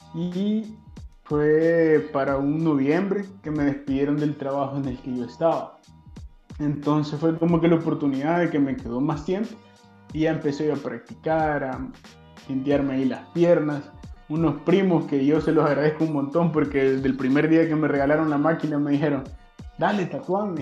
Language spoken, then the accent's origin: Spanish; Mariona, San Salvador, El Salvador; viví prácticamente toda mi infancia en Mariona